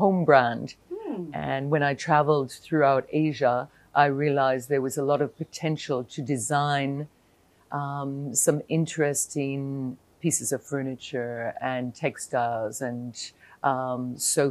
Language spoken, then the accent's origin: English; New Jersey, United States; moved away as an adult; now in Hong Kong; I'm originally from New Jersey, just outside of New York City.